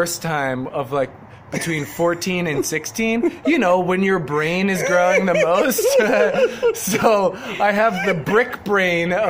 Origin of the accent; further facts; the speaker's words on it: New Jersey, United States; moved away as an adult; also born or lived in Philadelphia / New York; I'm from New Jersey, so I've been to New York my whole life, basically. Grew up in Jersey